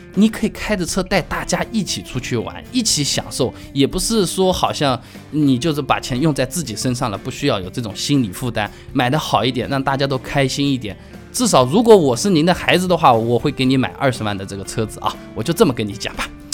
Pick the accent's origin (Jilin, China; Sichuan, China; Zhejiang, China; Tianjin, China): Zhejiang, China; Hangzhou; accent: Hangzhou dialect; 按照我们杭州话说起来